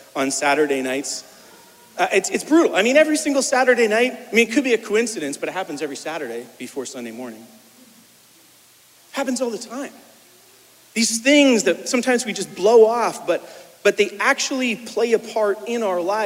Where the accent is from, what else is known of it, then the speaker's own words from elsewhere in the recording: Winchester, Ontario, Canada; moved away as an adult; also born or lived in New York; now in Kemptville, Canada; I was born over in Winchester